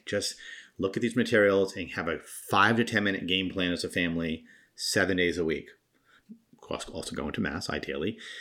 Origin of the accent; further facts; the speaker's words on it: Rhode Island, United States; now in Massachusetts, United States; I'm from Rhode Island, and love all my friends and family who live there still